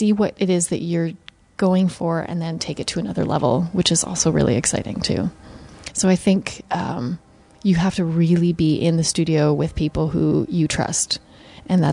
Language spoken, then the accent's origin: English; Canada; now in New York, United States; I would say that I'm always Canadian. It's definitely, my roots are Canadian, and I will always go back to Canada.